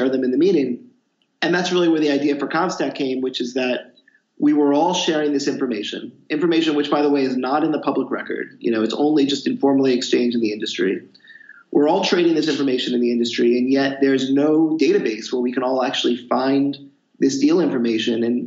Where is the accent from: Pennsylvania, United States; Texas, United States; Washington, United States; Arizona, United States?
Pennsylvania, United States; Philadelphia; moved away as an adult; also born or lived in Boston / New York City; So I grew up in the Philadelphia area, went to school in Boston.